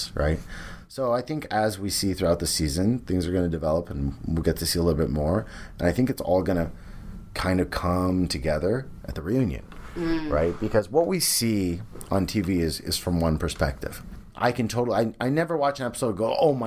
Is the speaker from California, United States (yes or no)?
yes; San Jose, California, United States; moved away as an adult; now in Los Angeles, United States; Bay Area, those are my roots. That's where I'm from